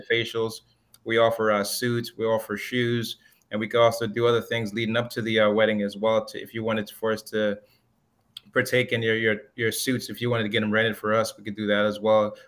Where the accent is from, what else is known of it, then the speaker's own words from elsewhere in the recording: Miami, Florida, United States; also born or lived in Jamaica; raised in Miami, Florida